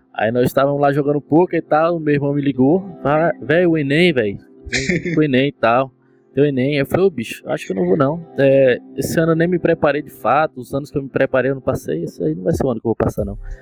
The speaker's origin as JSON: {"language": "Portuguese", "town": "Tapiramutá", "region": "Bahia", "country": "Brazil", "tie": "born or raised there", "also_born_or_lived": "Miguel Comum", "moved": "as an adult", "lives_now": "Paulo Afonso, Brazil", "said": "sou nascido em Miguel Comum, mas desde criança que eu é, fui criado em Tapiramutá. E aí estudei lá até o final do meu ensino médio"}